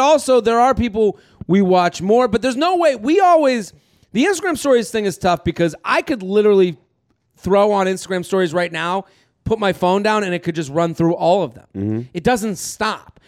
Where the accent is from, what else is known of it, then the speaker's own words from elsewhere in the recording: Needham, Massachusetts, United States; moved away; also born or lived in Oxford, Mississippi; I'm from Needham, Massachusetts. I come to Oxford, Mississippi, the middle of nowhere